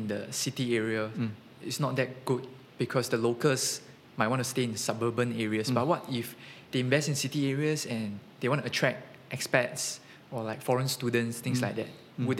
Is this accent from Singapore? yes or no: yes; Singapore; as a Singaporean